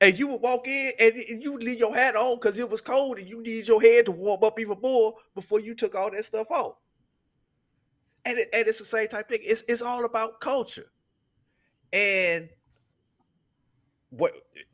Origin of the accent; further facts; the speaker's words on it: St. Louis, Missouri, United States; moved away; also born or lived in Tallahassee, Florida / Tuskegee, Alabama; I grew up in St. Louis and there was certain words, certain language that was used up there